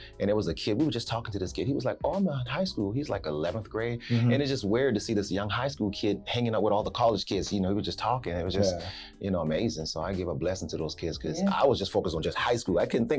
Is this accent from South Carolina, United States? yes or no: yes; South Carolina, United States; now in Houston, United States; I'm originally from South Carolina